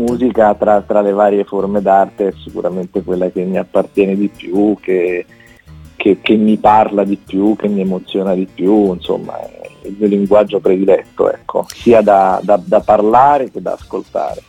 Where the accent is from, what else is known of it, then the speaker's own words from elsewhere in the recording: Rome, Lazio, Italy; sono romano